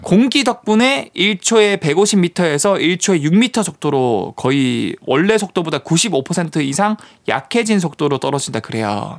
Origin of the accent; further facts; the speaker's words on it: Busan, South Korea; 제가 이제 고향이 부산이니까